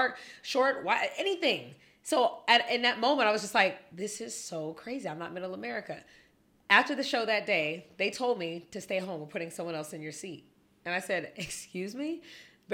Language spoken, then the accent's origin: English; the Valley, California, United States; I'm born and raised in the Valley. My mom was born here